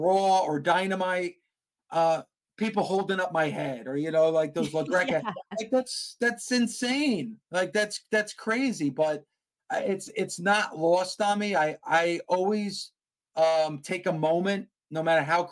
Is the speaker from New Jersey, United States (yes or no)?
yes; New Jersey, United States; I'm from New Jersey